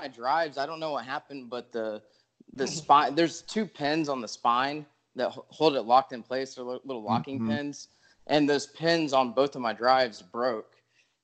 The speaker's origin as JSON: {"language": "English", "region": "Texas coast", "country": "United States", "tie": "born or raised there", "said": "I'm from Texas, you know, kind of lived all over. I grew up down on the coast"}